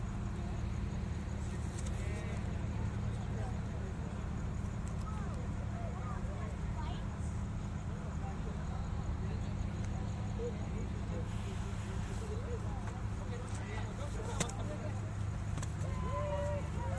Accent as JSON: {"language": "English", "town": "Silver Spring", "region": "Maryland", "country": "United States", "tie": "born or raised there", "moved": "yes", "said": "I grew up in Silver Spring."}